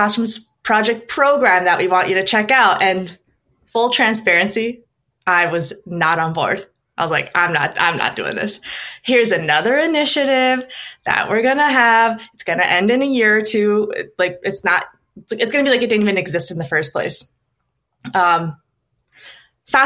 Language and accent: English; Minnesota, United States; also born or lived in Stockholm; I moved back to Minnesota, which is my home state